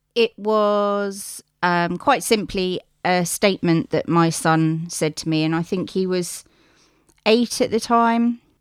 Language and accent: English; United Kingdom; I live on the South Coast. I was born on the South Coast.